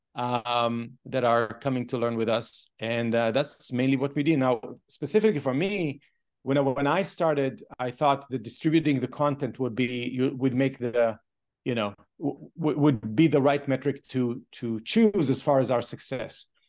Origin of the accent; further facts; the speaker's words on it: Israel; moved away; I grew up in a kibbutz.